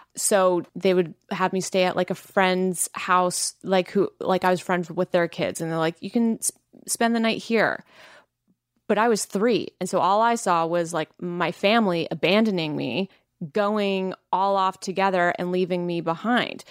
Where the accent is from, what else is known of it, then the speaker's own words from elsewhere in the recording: Langley, British Columbia, Canada; I am from Langley